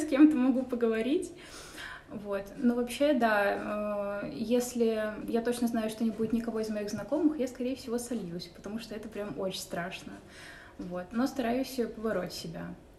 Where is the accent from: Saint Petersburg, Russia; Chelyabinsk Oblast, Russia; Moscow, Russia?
Saint Petersburg, Russia; я родилась в Петербурге, коренной житель